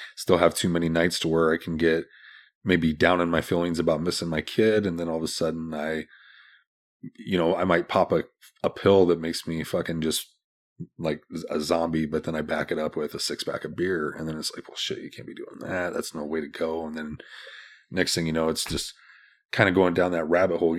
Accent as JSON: {"language": "English", "town": "Des Moines", "region": "Iowa", "country": "United States", "tie": "born or raised there", "also_born_or_lived": "Omaha", "said": "Born and raised in Des Moines"}